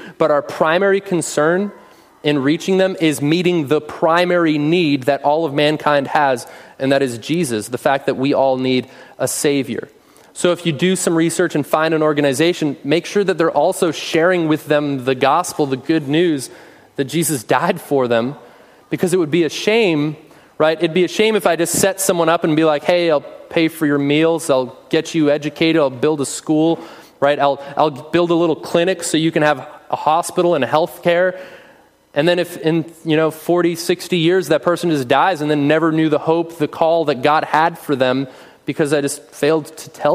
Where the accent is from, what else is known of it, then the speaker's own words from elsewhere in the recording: United States; we as American Christians